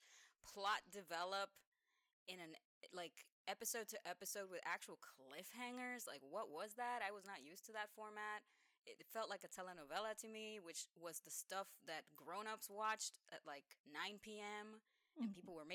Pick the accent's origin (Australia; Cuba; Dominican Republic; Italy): Dominican Republic; moved away; I grew up in Dominican Republic, and we got a lot of anime down there that wasn't yet being distributed in the USA